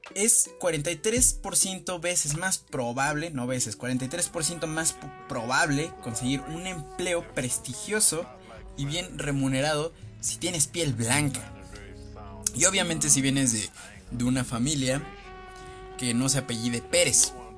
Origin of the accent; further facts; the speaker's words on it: Mexico; soy mexicano